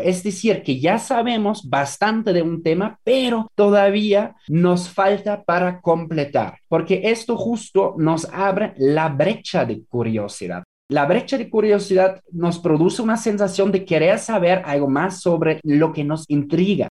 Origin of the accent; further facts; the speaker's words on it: Germany; now in Mexico; En Alemania, por ejemplo, en mi país de origen